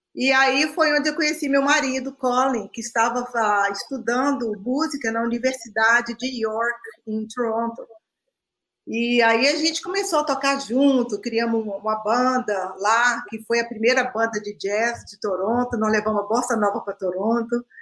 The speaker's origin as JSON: {"language": "Portuguese", "region": "Minas Gerais", "country": "Brazil", "also_born_or_lived": "Canada", "moved": "as an adult", "said": "Sou mineira uai"}